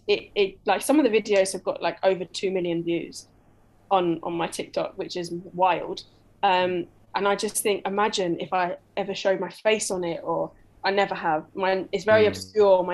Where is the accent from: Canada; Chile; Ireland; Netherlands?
Ireland; moved away as an adult; now in Malaysia; I'm Irish